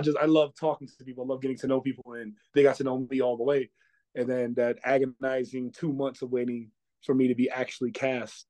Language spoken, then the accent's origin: English; New York, United States; I'm a basketball player, I'm from New York